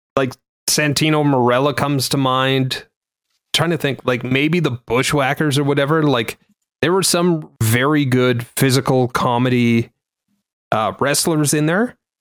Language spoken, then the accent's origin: English; Canada; I didn't hate myself as a Canadian